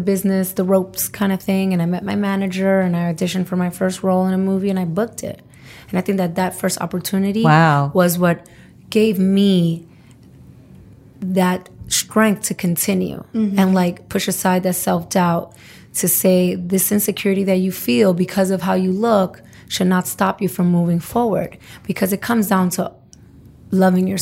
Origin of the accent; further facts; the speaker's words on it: New York City, New York, United States; I'm from Brooklyn